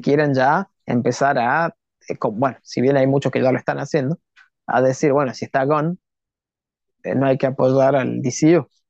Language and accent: Spanish; Argentina; los argentinos